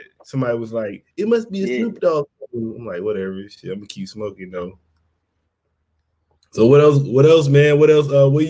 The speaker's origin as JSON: {"language": "English", "region": "Mississippi", "country": "United States", "moved": "yes", "lives_now": "San Diego, United States", "said": "I'm in San Diego, but I'm from Mississippi. I've been out here for like 20 years now."}